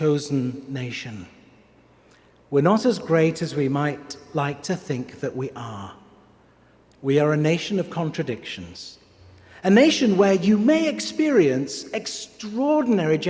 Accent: England, United Kingdom; now in Pittsburgh, United States

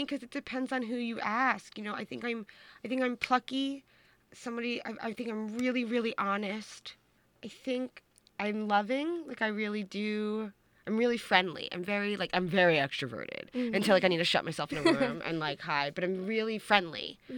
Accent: Long Island, New York, United States; I'm originally from Long Island

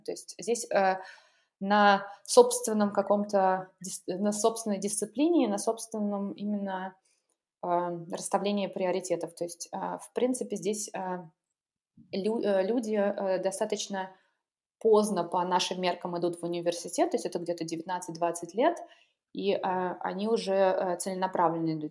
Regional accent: Pushkin, Saint Petersburg, Russia; moved away as an adult; now in Dortmund, Germany; я родилась а, в Питере и, собственно, прожила там 20 лет своей жизни. Я жила не, не в самом в Питере, а в чудесном пригороде, который называется Царское село

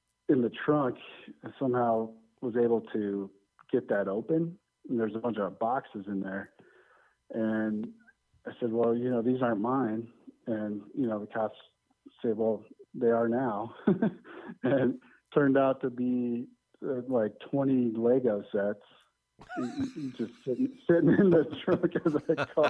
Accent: Denver, Colorado, United States; born and raised in Denver.

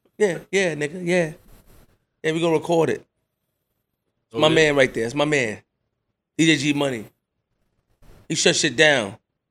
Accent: Queens, New York, United States; I'm from Queens.

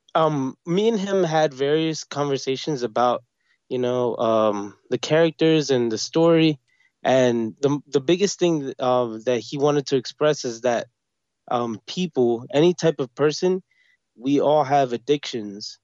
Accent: New York City, New York, United States; also born or lived in Brooklyn; born and bred, uh, I grew up in Queens

